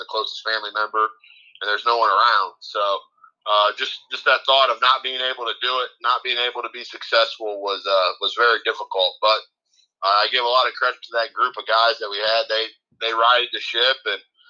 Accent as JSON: {"language": "English", "region": "Northwest Ohio", "country": "United States", "tie": "born or raised there", "also_born_or_lived": "McComb, Ohio / Margaretta, Ohio / Hopewell-Loudon, Ohio", "moved": "as an adult", "lives_now": "Reidsville, United States", "said": "I have family in Northwest Ohio"}